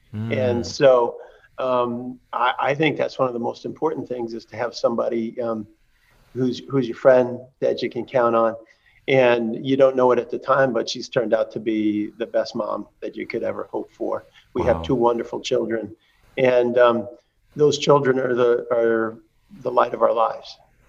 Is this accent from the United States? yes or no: yes; Hagerstown, Indiana, United States; I'll throw this in as a promo for my home state, Hagerstown, Indiana, Little League team was